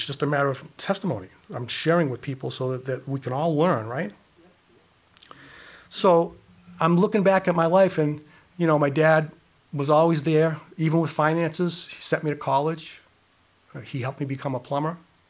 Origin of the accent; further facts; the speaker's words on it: Worcester, Massachusetts, United States; Let me share my testimony with you. I grew up in Worcester, had a mother and father, have a mother, they're still alive, they're 93.